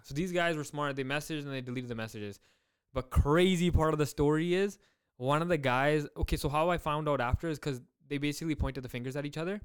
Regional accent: Surrey, British Columbia, Canada; I grew up in Surrey born and raised

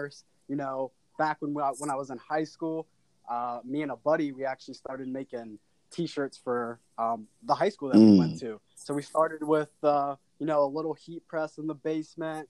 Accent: Cincinnati, Ohio, United States; I was always born and raised in Cincinnati, Ohio

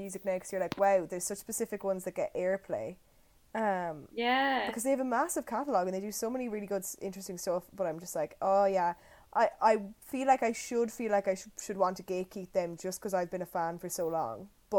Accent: Ireland; I want to gatekeep being Irish from Americans.

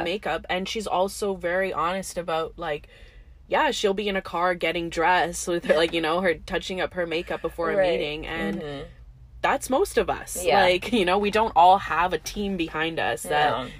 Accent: India; And I can say as an Indian, like most of us are raised thinking like fair is beautiful

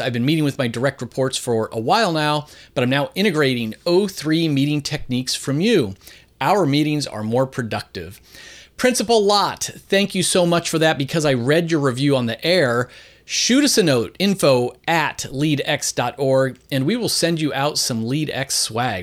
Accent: Philadelphia, Pennsylvania, United States; I'm coming to you today from my hometown of Philadelphia, Pennsylvania

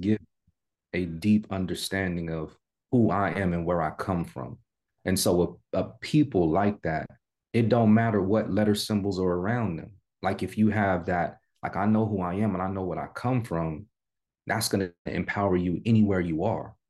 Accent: San Jose, California, United States; I'm from Cali born and raised California native. I'm from the Bay Area

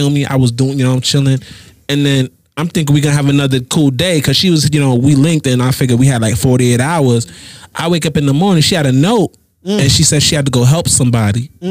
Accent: United States; I was born in America

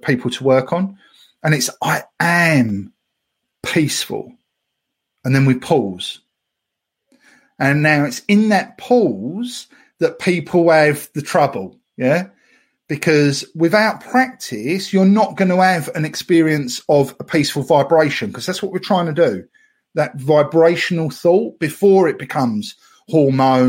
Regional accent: Essex, East of England, United Kingdom; I'm from Essex. We destroy all words from all languages, even English.

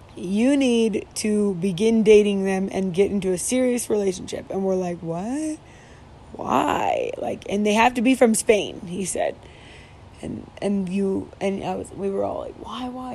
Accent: Midwest, United States; I'm from the Midwest and we say pop.

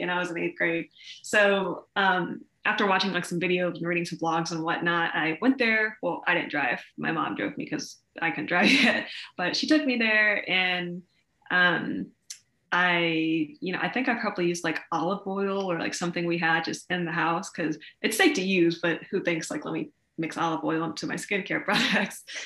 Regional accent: Columbus, Ohio, United States; I'm from Columbus, Ohio, so very Midwestern. Um, it's a very diverse city in a lot of different ways, which I don't think a lot of people think about, but it is. So it was really, really cool growing up here

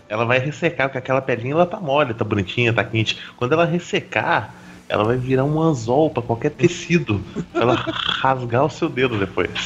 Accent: southern Minas Gerais, Brazil; eu sou do sul de Minas

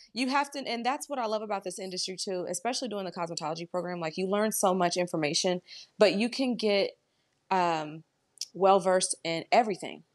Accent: Dayton, Ohio, United States; moved away as an adult; now in Columbus, United States; I was born and raised in Dayton, Ohio, I moved to Columbus

